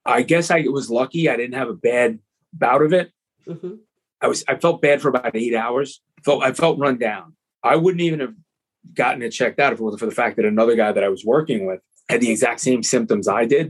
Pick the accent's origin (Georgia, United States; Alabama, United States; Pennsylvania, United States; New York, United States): New York, United States; Long Island; also born or lived in Bronx; I'm a Long Island kid.